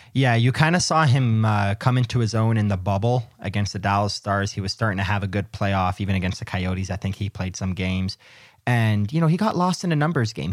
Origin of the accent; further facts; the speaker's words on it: Canada; also born or lived in the Midwest; I'm from the Midwest and I'm Canadian